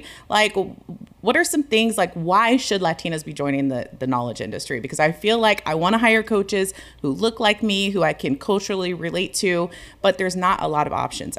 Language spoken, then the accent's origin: English; United States; I'm actually American, but my mom is.